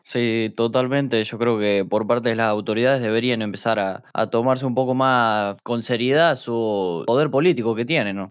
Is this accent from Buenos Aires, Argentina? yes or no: no; Santa Fe, Argentina; yo soy de provincia de Santa Fe